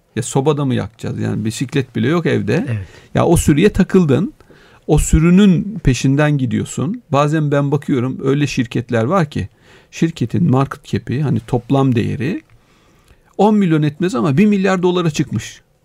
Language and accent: Turkish; a mountain village in Denizli, Turkey; moved away; Ben, e, Denizli'de bir dağ köyü, hani doğduğum yer